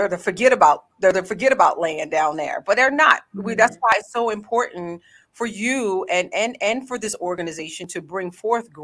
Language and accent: English; Edgewood, Maryland, United States; I am from Harford County, born and raised, and Edgewood is where I grew up.